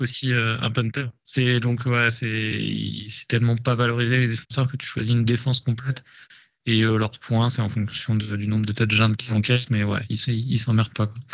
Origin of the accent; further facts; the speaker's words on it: Paris, Île-de-France, France; je suis parisien